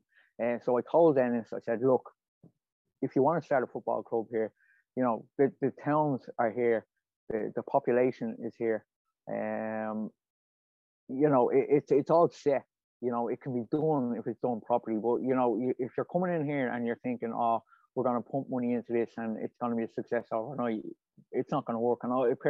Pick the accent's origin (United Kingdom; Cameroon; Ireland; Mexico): Ireland; Swords, Leinster; I'm from Swords. I've always been from Swords my whole life, 32 years, 30 obviously at the time. So I know this area